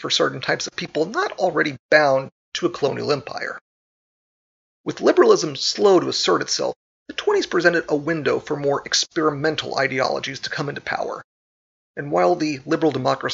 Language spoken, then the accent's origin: English; United States; My home country